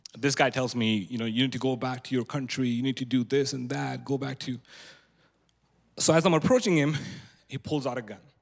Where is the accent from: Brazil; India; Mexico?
India; moved away; also born or lived in Antelope, California; I was born and raised in India